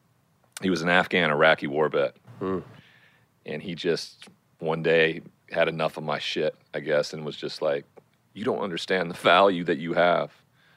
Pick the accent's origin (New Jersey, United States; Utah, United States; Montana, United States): Montana, United States; Growing up in Montana, where there's a huge cowboy culture